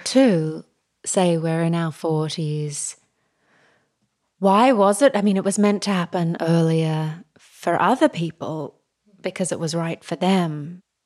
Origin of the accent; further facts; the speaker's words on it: Australia; now in New York City, United States; growing up in Australia